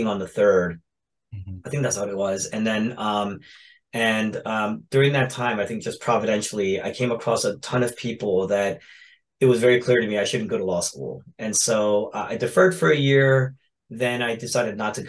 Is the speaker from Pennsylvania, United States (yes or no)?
yes; Philadelphia, Pennsylvania, United States; I grew up in the Philadelphia area.